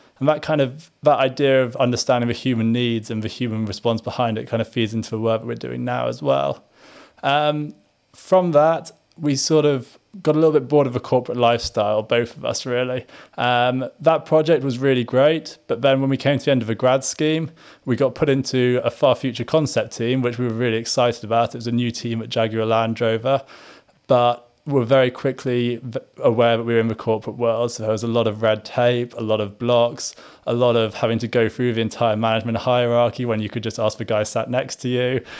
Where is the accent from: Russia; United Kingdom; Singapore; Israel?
Singapore; moved away as an adult; also born or lived in Malaysia; So I grew up in Singapore, Malaysia. So a little bit of a different time growing up. And then went to Liverpool University from Singapore. So my parents were still out there.